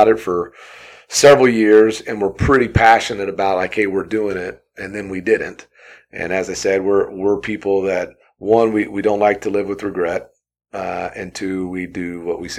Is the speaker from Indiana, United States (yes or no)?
yes; Southern Indiana, United States; moved away as an adult; also born or lived in Purdue University, Indiana / Arizona; now in Boise, United States; I grew up in Southern Indiana